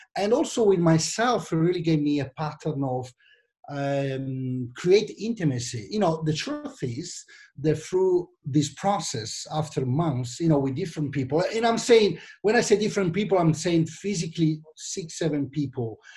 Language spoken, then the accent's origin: English; Milan, Lombardy, Italy; accent: Italian; English is a second language; also born or lived in London; you might understand that from my accent, I'm from Italy, actually from Milan.